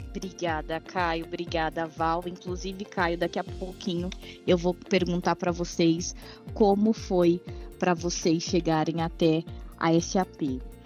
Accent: São Paulo, Brazil; eu cresci na periferia, no Capão Redondo

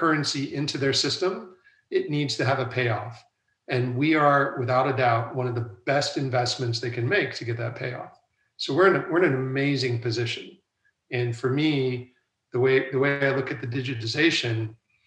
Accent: United States; moved away as an adult; also born or lived in London, United Kingdom / Asia / Europe; I'm now back in the United States. And originally I'm from the United States

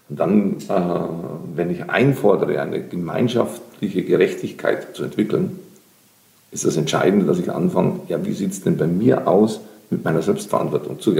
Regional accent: Bavaria, Germany; In Bayern, ich bin gerne in der Donau, ich bin an der Donau aufgewachsen. Dort gab es den Donaudurchbruch in Kielheim.

